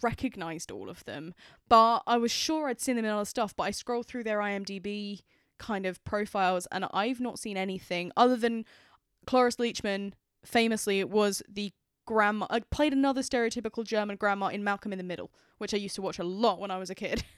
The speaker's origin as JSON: {"language": "English", "country": "United Kingdom", "said": "I am British."}